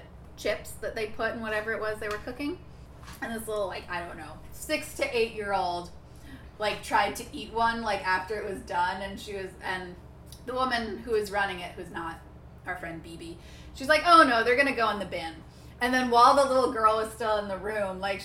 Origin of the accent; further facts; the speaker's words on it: United States; moved away; also born or lived in England; I am American.